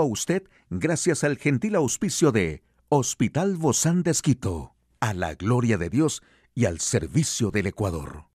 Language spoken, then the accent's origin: Spanish; Mexico; Como cultura mexicana